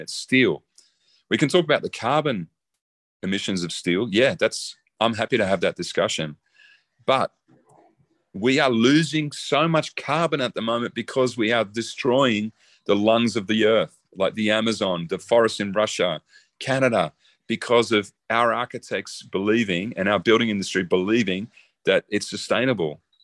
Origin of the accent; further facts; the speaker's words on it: Australia; I'm Australian.